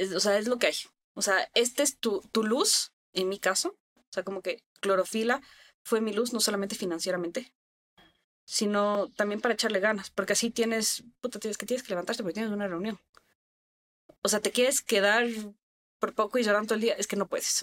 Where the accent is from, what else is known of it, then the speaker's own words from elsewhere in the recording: Ecuador; estamos en Ecuador. Es un país que yo amo mi país. Amo mi país. O sea, yo de verdad me empapo de orgullo decir yo soy ecuatoriana